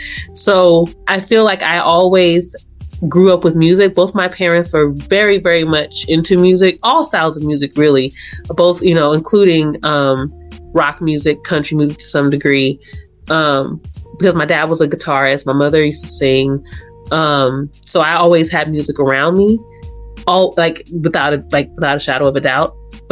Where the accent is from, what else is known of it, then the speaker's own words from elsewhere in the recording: Los Angeles, California, United States; growing up in South Central Los Angeles